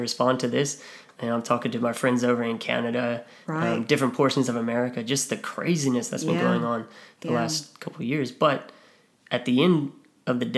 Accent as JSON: {"language": "English", "country": "United States", "moved": "as an adult", "lives_now": "Australia", "said": "someone like me as an American"}